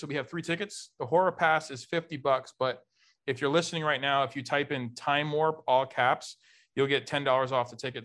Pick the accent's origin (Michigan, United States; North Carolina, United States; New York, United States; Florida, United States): Florida, United States; Miami; now in St. Louis, United States; I grew up in South Beach. I grew up with gay people